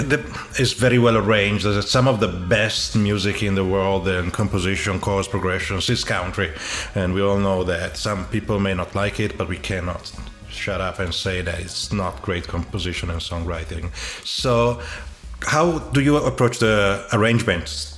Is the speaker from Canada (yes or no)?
no; Italy; also born or lived in Germany / Berlin; now in Australia; I'm originally from Italy. You may have discovered or from my accent